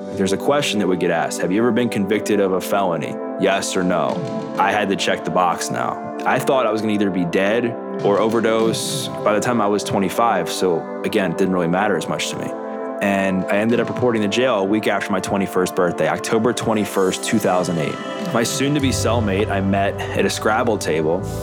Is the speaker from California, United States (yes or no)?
no; Baltimore, Maryland, United States; Growing up in Baltimore, the Greater Baltimore area in Maryland